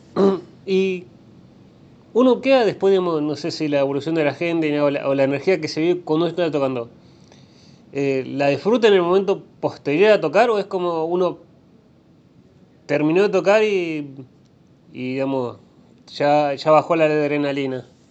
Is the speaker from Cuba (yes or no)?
no; Rosario, Santa Fe, Argentina; soy rosarino